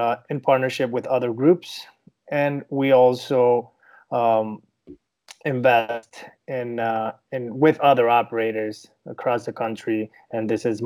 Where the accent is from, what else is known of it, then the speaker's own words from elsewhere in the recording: Venezuela; English is a second language; moved away as an adult; now in Miami, United States; I'm from Venezuela originally. Moved to the United States in 2010.